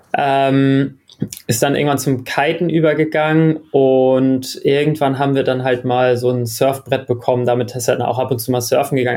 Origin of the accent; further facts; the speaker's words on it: Germany; also born or lived in Australia; als Deutscher